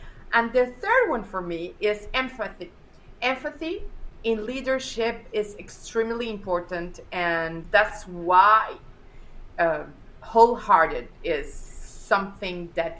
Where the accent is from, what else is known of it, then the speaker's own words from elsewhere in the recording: Mexico; moved away as an adult; now in Spain; I live in Spain. I was born in Spain, and then I moved to Mexico. I moved to Mexico when I was very, very young. And then after a couple of years, well, more than a couple, after almost 15 years in Mexico, I moved to USA